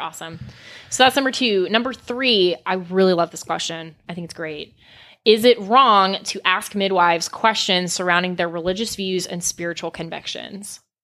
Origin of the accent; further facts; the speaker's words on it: South Florida, United States; I grew up in South Florida near Fort Lauderdale, Miami